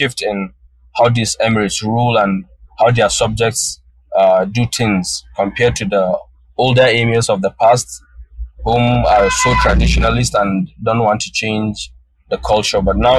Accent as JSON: {"language": "English", "region": "Northern Nigeria", "country": "Nigeria", "first_language": "Hausa", "second_language": "English", "lives_now": "Malaysia", "said": "My mother tongue is Hausa, which is the language of northern Nigeria."}